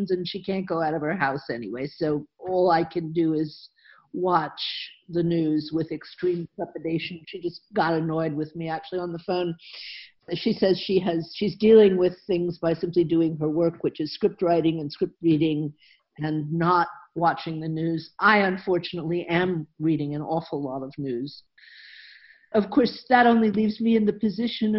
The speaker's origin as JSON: {"language": "English", "town": "Atlanta", "region": "Georgia", "country": "United States", "tie": "born or raised there", "also_born_or_lived": "Northeast United States", "moved": "as an adult", "lives_now": "Germany", "said": "I was born and raised actually in Atlanta, Georgia. So it's kind of my home, although I've lived outside the U.S. for a long time"}